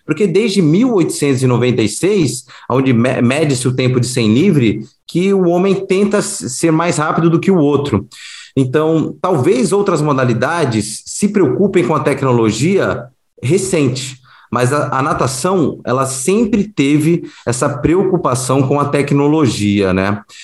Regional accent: Rio de Janeiro, Brazil; eu sou carioca, fui aprendi a nadar no Fluminense

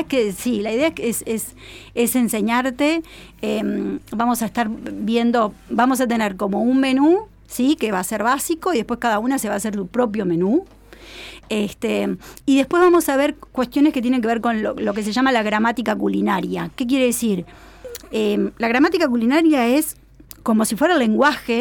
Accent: Uruguay; moved away; also born or lived in Argentina; yo soy uruguaya, viví 25 años en, en Argentina.

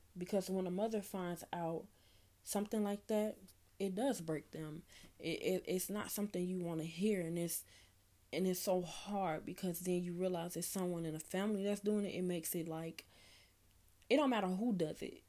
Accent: Chicago, Illinois, United States; I'm from Chicago, Illinois

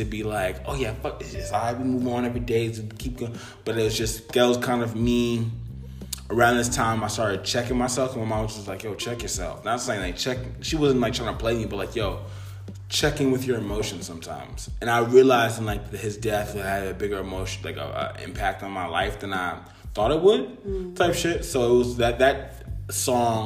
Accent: United States; I'm the first generation born in America.

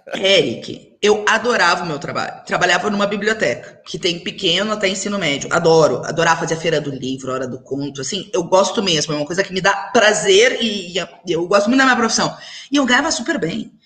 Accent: Alegrete, Rio Grande do Sul, Brazil; Eu cresci em Alegrete, que é a cidade do meu pai

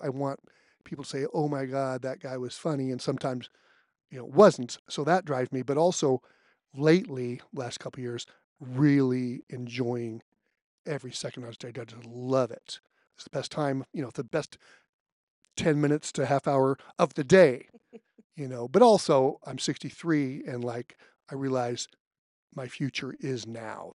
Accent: California, United States; I'm from California

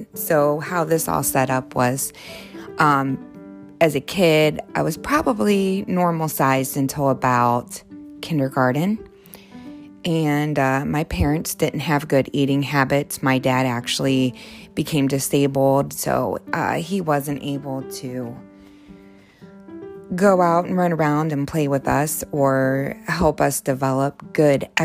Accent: Ohio, United States; I grew up in Ohio

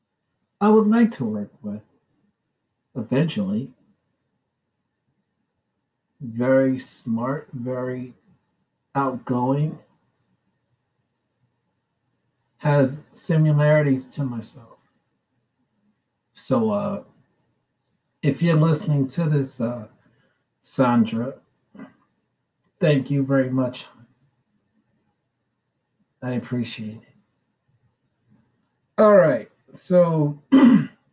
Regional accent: New York City, New York, United States; also born or lived in Brooklyn, New York / Staten Island, New York; I was born and raised in Brooklyn until I was 10. The last 24 years of my life has been in Staten Island, New York.

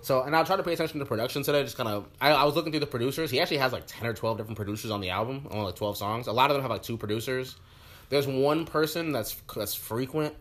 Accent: Orlando, Florida, United States; I'm I'm from Orlando.

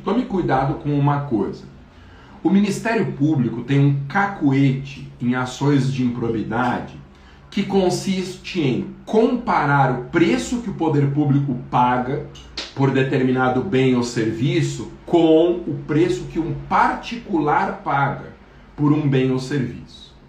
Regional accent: Guarulhos, São Paulo, Brazil; na minha cidade, no município de Guarulhos, onde eu nasci

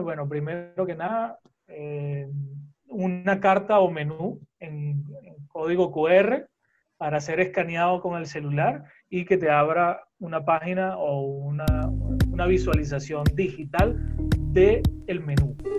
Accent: Venezuela; moved away; also born or lived in Costa Rica; soy venezolano, eh, pero he tenido la dicha y la oportunidad de eh, estar en varios sitios mm, del mundo

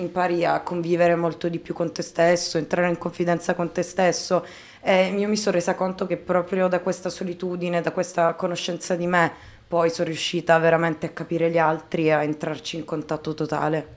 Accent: Taranto, Apulia, Italy; ho scritto per un giornale nella mia città natale, Taranto

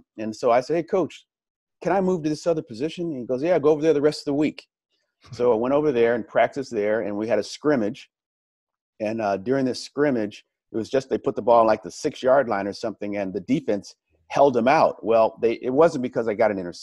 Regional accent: Los Angeles, California, United States; moved away as an adult; also born or lived in Arizona; Growing up in Los Angeles

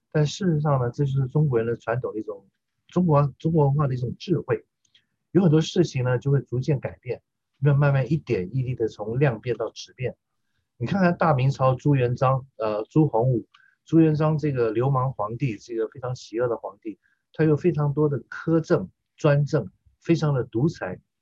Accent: Taiwan; 我在台湾长大的受中华文化教育以及反共爱国教育的我这一代的中国人来说的话，我们是台湾的中国人

